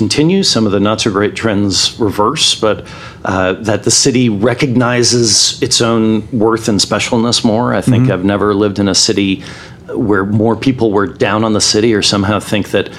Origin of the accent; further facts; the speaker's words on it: New York, United States; now in Memphis, United States; as a New Yorker